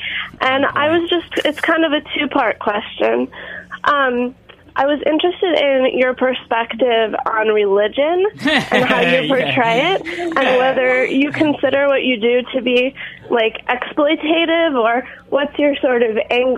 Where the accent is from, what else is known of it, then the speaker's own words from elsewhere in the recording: Hoboken, New Jersey, United States; I'm from Hoboken, New Jersey.